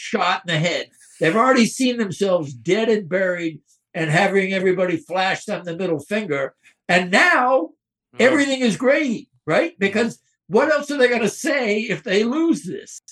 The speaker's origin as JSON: {"language": "English", "town": "Boston", "region": "Massachusetts", "country": "United States", "tie": "born or raised there", "moved": "yes", "said": "I was born and raised in the Boston area."}